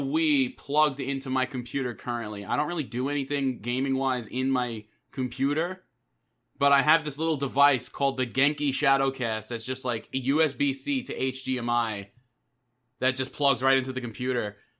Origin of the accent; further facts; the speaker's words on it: New York, United States; I am from New York